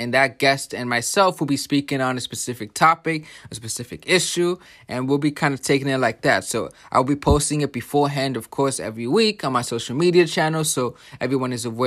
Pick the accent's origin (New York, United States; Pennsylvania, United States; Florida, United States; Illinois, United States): New York, United States; New York City; now in New Jersey, United States; I am from the Bronx. That's where I grew up